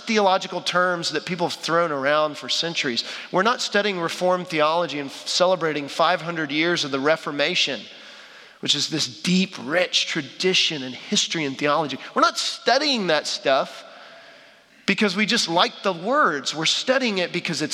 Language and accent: English; Dallas, Texas, United States; I'm from Dallas, Texas